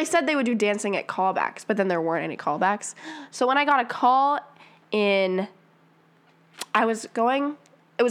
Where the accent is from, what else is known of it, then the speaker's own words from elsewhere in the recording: around Wright State, Ohio, United States; I grew up around Wright State